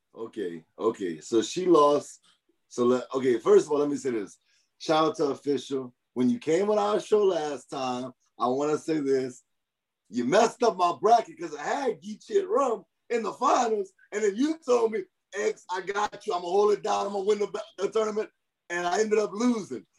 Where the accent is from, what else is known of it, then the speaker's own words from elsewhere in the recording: Louisiana, United States; I'm from Louisiana